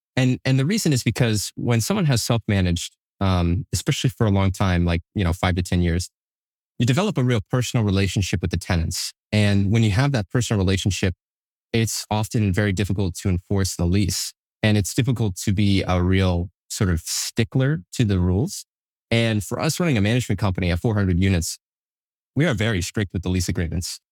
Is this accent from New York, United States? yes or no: no; Manchester, New Hampshire, United States; also born or lived in Concord, New Hampshire / Hooksett, New Hampshire / Allenstown, New Hampshire; sort of bounced around Southern New Hampshire as I was growing up